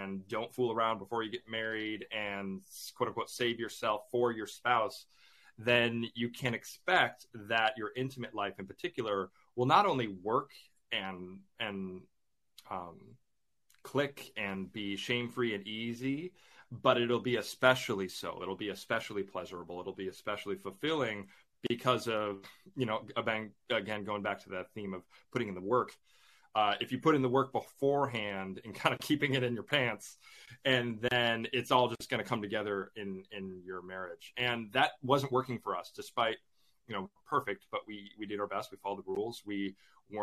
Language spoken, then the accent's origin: English; Chicago, Illinois, United States; moved away as an adult; now in England; I grew up in the Chicagoland area, and my family and I, we moved here to England for me to work on a grad school program